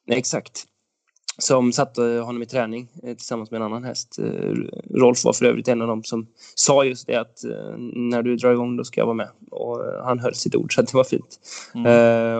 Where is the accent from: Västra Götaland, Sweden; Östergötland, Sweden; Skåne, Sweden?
Västra Götaland, Sweden; Åmål; now in Romme, Sweden; Jag växte upp i Åmål